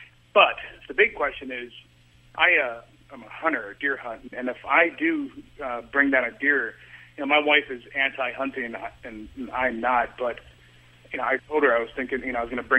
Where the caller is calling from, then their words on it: Norfolk, Virginia, United States; Norfolk, Virginia.